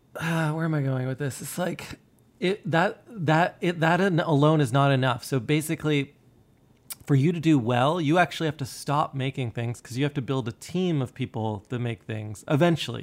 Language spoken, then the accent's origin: English; Canada; myself being Canadian